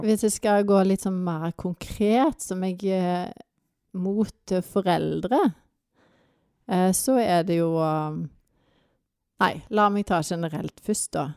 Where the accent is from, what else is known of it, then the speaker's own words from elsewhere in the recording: Vats, Rogaland, Norway; also born or lived in Tysvær / Africa; now in Førresfjorden, Norway; Jeg er egentlig fra Vats, men vi har havna i Tysvær